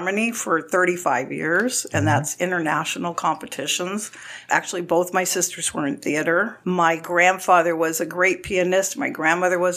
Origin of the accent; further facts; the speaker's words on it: Pasadena, California, United States; moved away as an adult; also born or lived in Florida; I was born and raised in Pasadena, California, and I lived in California my whole life up until 4 years ago